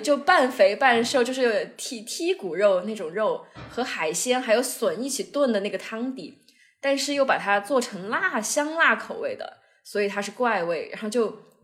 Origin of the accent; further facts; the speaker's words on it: Chengdu, Sichuan, China; 但是我们作为成都人肯定要加一勺那个油辣子在里面